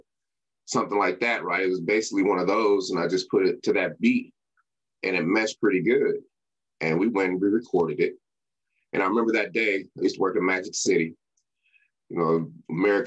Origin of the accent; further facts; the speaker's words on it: Denver, Colorado, United States; moved away as an adult; also born or lived in Sacramento, California; I grew up in Denver, Colorado, and went to school at Sacramento State University in Sacramento, California